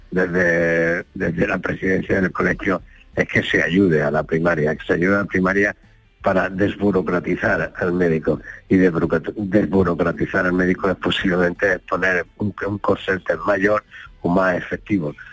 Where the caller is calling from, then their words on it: Linares, Andalusia, Spain; Buenos días … de Linares.